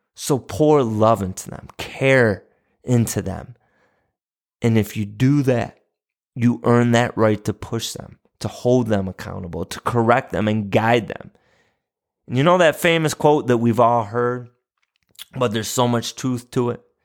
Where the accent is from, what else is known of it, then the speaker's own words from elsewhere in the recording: St. Bonaventure, New York, United States; the university in my hometown, Saint Bonaventure University